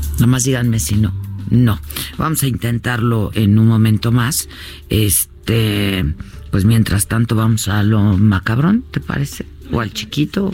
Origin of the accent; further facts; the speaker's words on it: Mexico; como lectores y como mexicanos